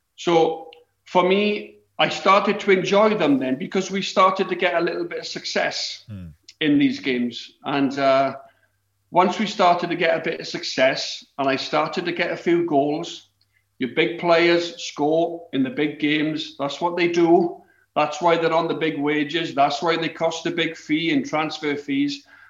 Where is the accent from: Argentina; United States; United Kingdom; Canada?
United Kingdom; Wales; growing up in Wales.